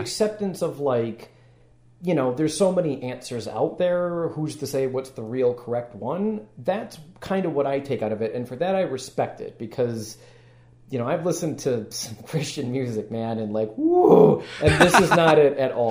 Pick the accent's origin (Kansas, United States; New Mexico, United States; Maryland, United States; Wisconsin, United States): Wisconsin, United States; Madison; now in Chicago, United States; I'm originally from Wisconsin